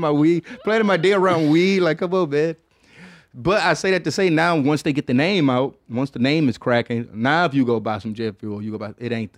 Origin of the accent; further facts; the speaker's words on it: Detroit, Michigan, United States; I guess because I was coming from Detroit where we had like, you know, it's a lot of like faking houses